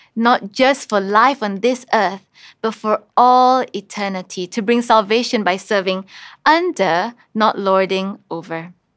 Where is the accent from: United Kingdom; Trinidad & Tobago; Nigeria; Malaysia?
Malaysia; Kuching, Sarawak; I grew up in Kuching